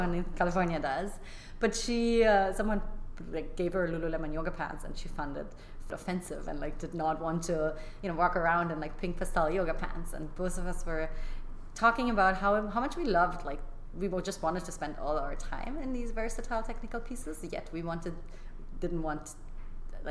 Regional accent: Germany; moved away as an adult; also born or lived in London; I grew up in Germany doing gymnastics my like entire like early childhood

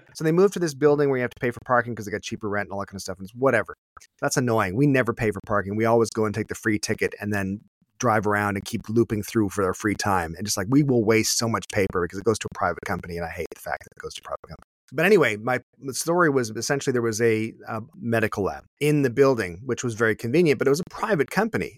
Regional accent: Canada; as a Canadian

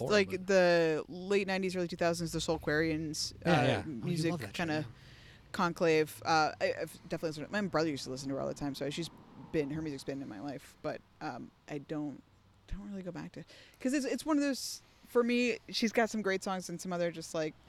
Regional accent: United States; me as an American

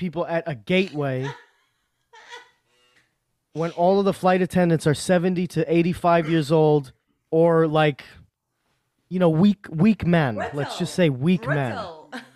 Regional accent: United States; they just know we're Americans

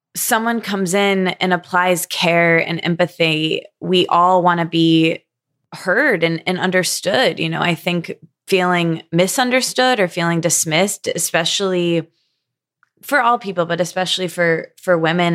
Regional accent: Midwest, United States; I grew up in the Midwest

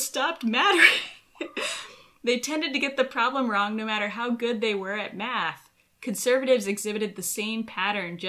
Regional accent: United States; moved away as an adult; now in Israel; As an American living in Israel

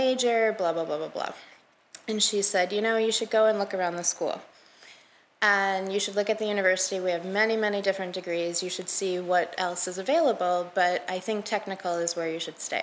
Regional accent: Michigan, United States; moved away as an adult; also born or lived in New Jersey; I'm from Michigan

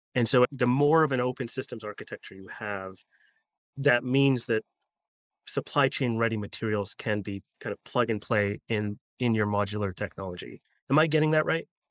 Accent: Canada; I'm Canadian myself

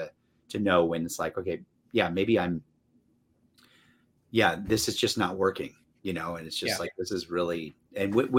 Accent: North Carolina, United States; North Carolina, which is my home state

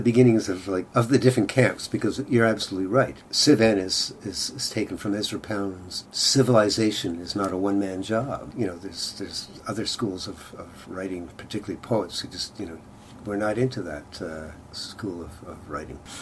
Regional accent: Kingston, Ontario, Canada; now in Montreal, Canada; I grew up in Kingston

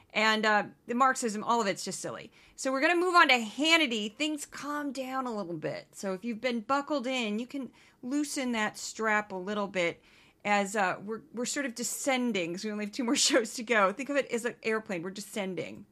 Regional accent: Missouri, United States; I am from Missouri, which is right up against Kentucky

